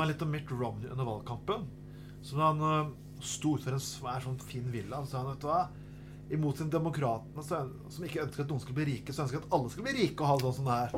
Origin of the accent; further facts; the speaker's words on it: Skien, Telemark, Norway; moved away; jeg kom fra Skien